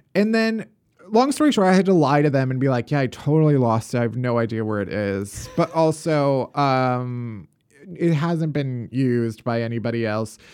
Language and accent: English; Chicago, Illinois, United States; now in New York, United States; having survived Chicago winters all my life. And now I live in New York